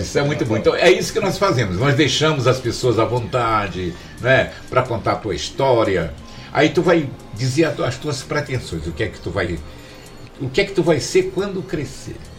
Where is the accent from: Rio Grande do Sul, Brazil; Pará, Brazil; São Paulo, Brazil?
Pará, Brazil; Capanema; Eu que sou capanemense nato